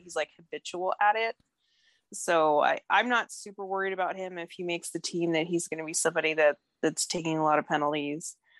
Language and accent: English; Denver, Colorado, United States; I'm from Denver, so I've always been a Colorado sports fan